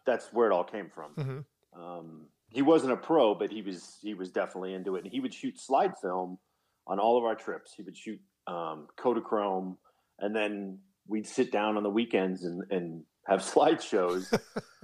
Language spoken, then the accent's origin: English; Colorado, United States; moved away as an adult; also born or lived in Arizona; Born and raised in Colorado. I'm back home.